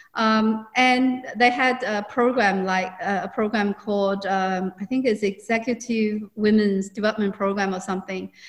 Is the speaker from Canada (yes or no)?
no; China; moved away as an adult; also born or lived in Hong Kong; now in Australia; I'm actually originally from China